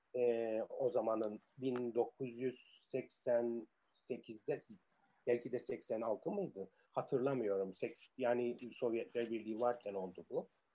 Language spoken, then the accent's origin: Turkish; Cyprus; first language Turkish; moved away as an adult; also born or lived in Cambridge / Nicosia / Paphos; now in Athens, Greece; İngiltere vatandaşı olarak İngiliz sömürge yılının son yılında doğdum. Ee, sonra Kıbrıs Cumhuriyeti vatandaşı olduk.